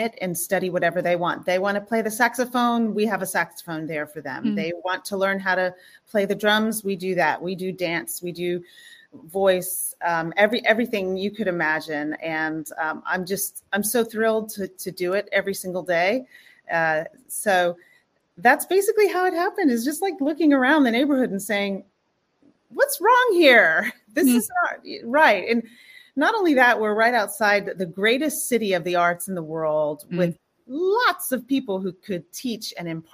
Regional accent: Houston, Texas, United States; now in New York, United States; I grew up in Houston, Texas

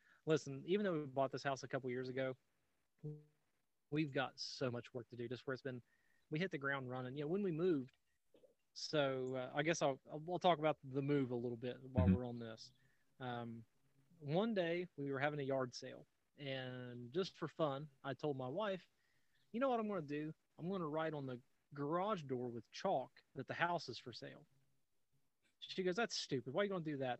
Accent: Southern Ohio, United States; moved away as an adult; now in Colorado, United States; born and raised in Southern Ohio, right along the Ohio River Valley

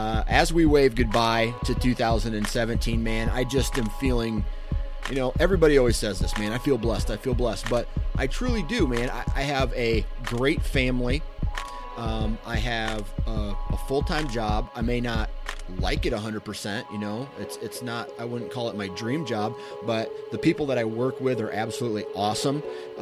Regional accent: Iowa, United States; born there; I'm lucky that I was born in Iowa and I have access to some killer ground.

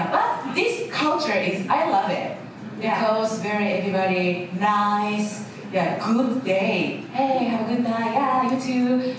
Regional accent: Gifu, Japan; English is a second language; I'm sorry, I'm from Gifu, sorry. Sometimes, like, intonation in the change.

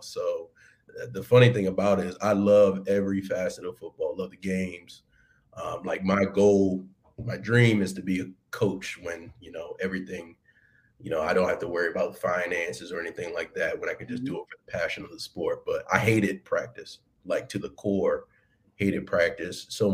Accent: Baltimore, Maryland, United States; moved away as an adult; also born or lived in Washington, D.C. / Alexandria, Virginia; Born and raised in Baltimore, Maryland

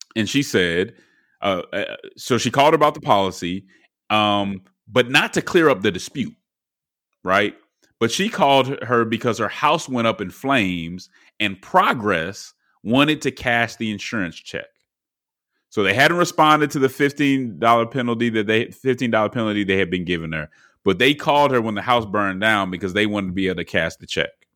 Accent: Atlanta, Georgia, United States; my hometown newspaper, uh, the Atlanta Journal Constitutional

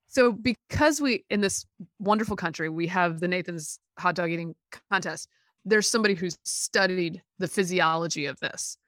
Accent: Alabama, United States; I was born in Alabama

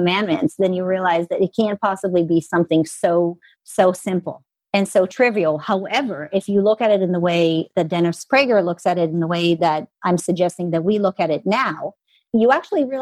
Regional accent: Israel; moved away as an adult; also born or lived in Los Angeles, United States; now in United States; I'm an American that was raised in Israel.

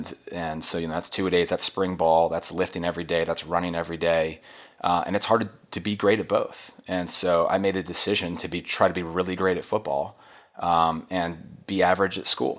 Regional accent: Montgomery Village, Maryland, United States; I came from Watkins Mill, and Watkins Mill's a tough place to go to high school. And you can look at the stats. It's a high school, a public high school in Montgomery Village, and they've had their struggles there.

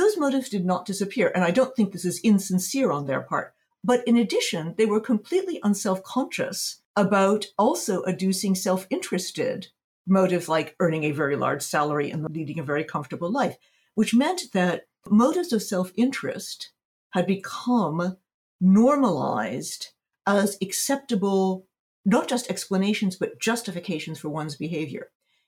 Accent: United States; moved away as an adult; now in Berlin, Germany; I'm based in Berlin, Germany. But I'm American. I spent a great deal of time in the States. I've just come back from spending 4 months in North Carolina in the U.S.

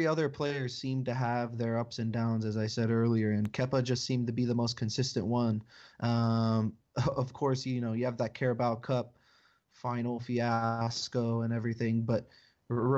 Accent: United States; being American

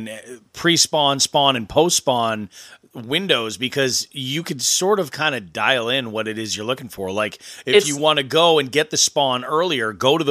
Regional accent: New England, United States; moved away; I grew up in New England

